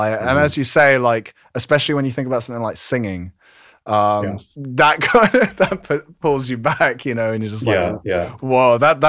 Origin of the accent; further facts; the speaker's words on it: London, United Kingdom; I'm originally from London, and I kind of throughout my life just kept moving out of London and back to London.